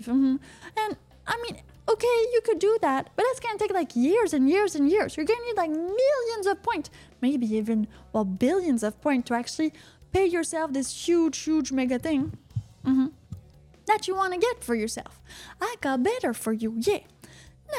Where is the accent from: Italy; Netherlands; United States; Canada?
Canada; I'm from Canada.